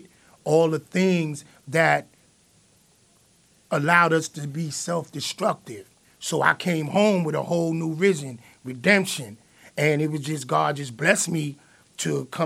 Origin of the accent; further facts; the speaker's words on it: New York City, New York, United States; we're from Flatbush, you feel me? And, you know, which is a poverty. It's like the Bammers. I lived in the Bammers in, on Hinsdale and Blake in the Genesis houses.